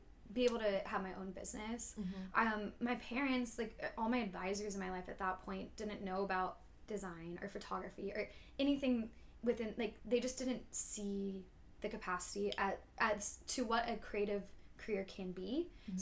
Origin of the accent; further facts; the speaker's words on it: Thousand Oaks, California, United States; moved away as an adult; also born or lived in Los Angeles; now in Atlanta, United States; I'm from Thousand Oaks, California, which is like an hour north of L.A.